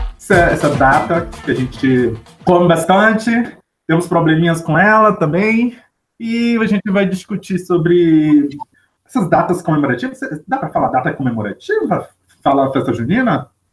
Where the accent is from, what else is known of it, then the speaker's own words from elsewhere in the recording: Manaus, Amazonas, Brazil; moved away; na minha terra a gente chama de canjica, lá para Manaus.